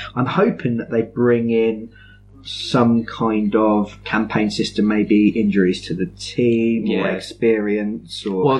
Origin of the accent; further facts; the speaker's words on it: London, United Kingdom; Yeah, I'm from London.